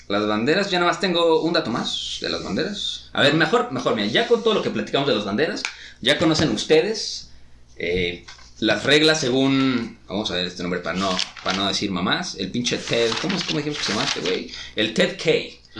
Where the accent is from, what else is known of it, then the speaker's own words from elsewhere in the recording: Mexico; aquí en México